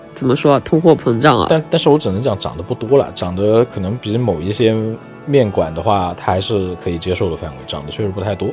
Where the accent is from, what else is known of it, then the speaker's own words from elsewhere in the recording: Yibin, Sichuan, China; moved away as an adult; also born or lived in Nanjing; 我的老家就是跟燃面很近，就是宜宾那边的